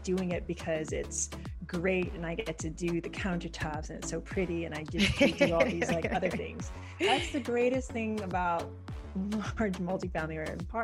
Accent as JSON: {"language": "English", "region": "Hawaii", "country": "United States", "said": "I'm from Hawaii."}